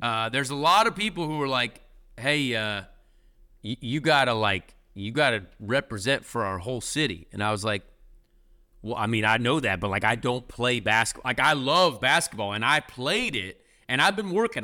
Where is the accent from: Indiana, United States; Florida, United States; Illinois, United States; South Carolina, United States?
Indiana, United States; Indianapolis; This is my hometown. I love the Pacers. I'm an IndyCar driver. Indy five hundred, biggest event in the world here in Indianapolis